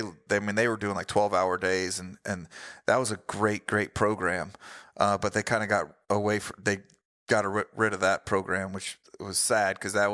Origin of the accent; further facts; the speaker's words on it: Florida, United States; also born or lived in Missouri; I'm from Florida